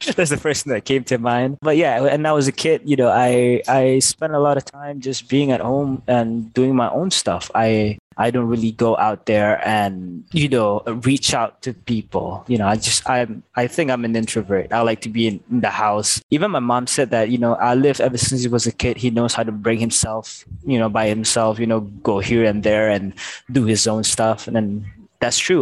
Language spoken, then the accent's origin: English; Petaling Jaya, Selangor, Malaysia; I was born in Asunta PJ Hospital